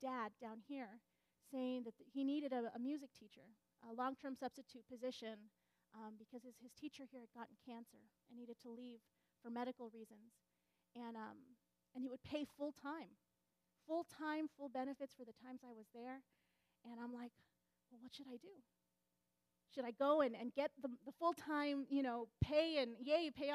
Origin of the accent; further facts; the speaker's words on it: Southeastern California, United States; also born or lived in Michigan; growing up in Southeastern California Conference